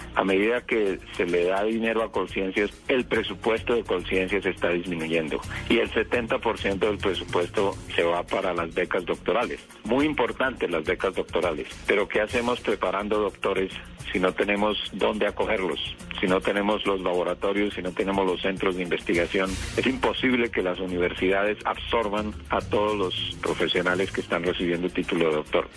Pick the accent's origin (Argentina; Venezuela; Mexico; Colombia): Colombia; somos científicos colombianos que trabajamos aquí